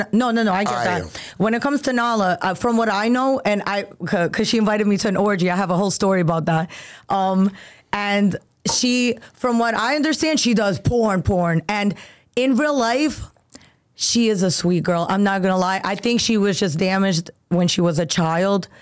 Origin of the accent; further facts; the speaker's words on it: New York City, New York, United States; I'm from Brooklyn